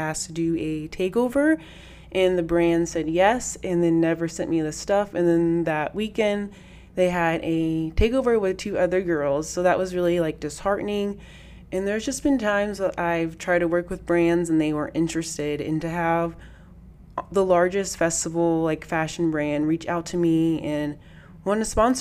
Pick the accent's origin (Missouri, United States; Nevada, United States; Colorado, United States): Nevada, United States; Las Vegas; EDC Las Vegas is coming back to my hometown